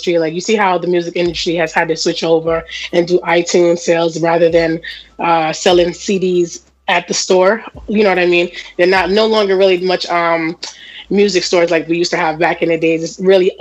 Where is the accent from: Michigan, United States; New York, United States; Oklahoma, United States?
New York, United States; New York City; I'm from Jamaica, Queens.